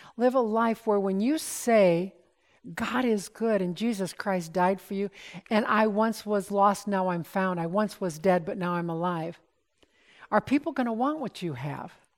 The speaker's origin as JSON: {"language": "English", "country": "United States", "said": "We're so American in our thinking"}